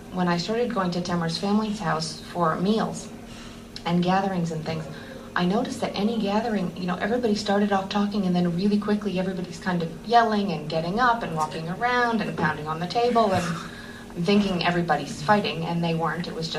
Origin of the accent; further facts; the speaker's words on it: New England, United States; I grew up in New England